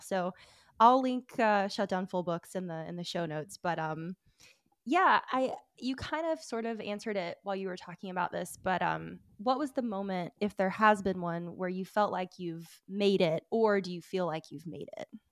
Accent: Alabama, United States; I'm from Alabama

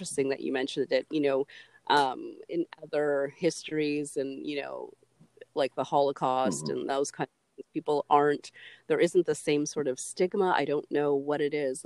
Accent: Canada; as a Canadian

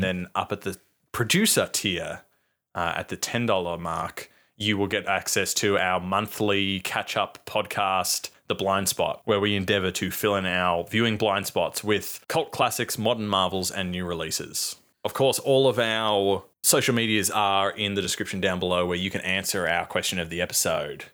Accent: Australia; we're fucking from Australia

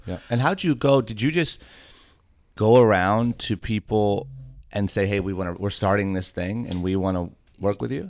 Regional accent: Ohio, United States; now in Orange County, United States; growing up in Ohio

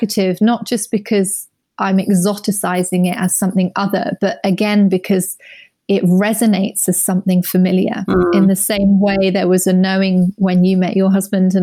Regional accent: Surrey, South East England, United Kingdom; I grew up in Surrey, going to Sunday school

